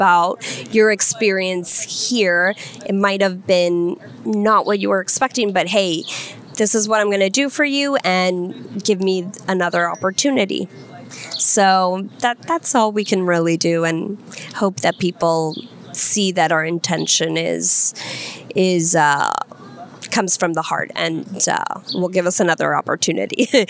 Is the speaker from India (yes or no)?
no; Colombia; moved away; also born or lived in Virginia, United States / Washington, D.C., United States; I was born in Virginia, and I lived there until I was 7 years old, and then I went to live to Colombia.